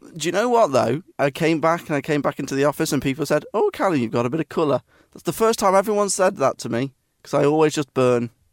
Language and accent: English; Nottingham, East Midlands, United Kingdom; It was Nottingham Trent University, so it was the university of my hometown